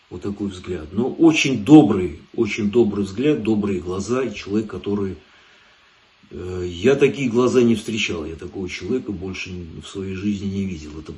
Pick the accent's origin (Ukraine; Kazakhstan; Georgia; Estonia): Georgia; Tbilisi; now in Moscow, Russia; Родился я в Тбилиси, вырос я в Тбилиси, да. Да, место такое хорошее было, в общем, интересное.